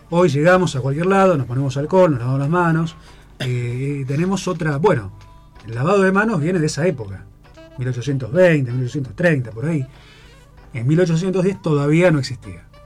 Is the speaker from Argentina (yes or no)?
yes; Buenos Aires, Argentina; realmente yo soy de Buenos Aires.